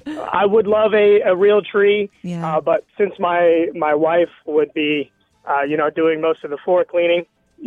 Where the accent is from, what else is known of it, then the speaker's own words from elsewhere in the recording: Canada; moved away; I'm from Canada